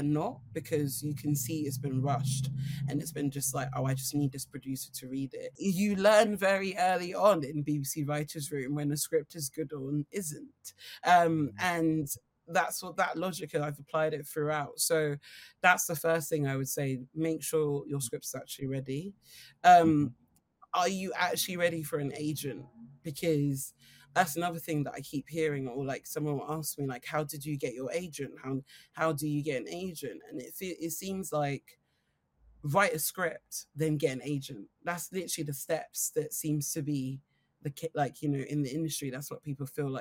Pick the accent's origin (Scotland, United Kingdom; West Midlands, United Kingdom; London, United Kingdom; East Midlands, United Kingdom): London, United Kingdom; I'm from Streatham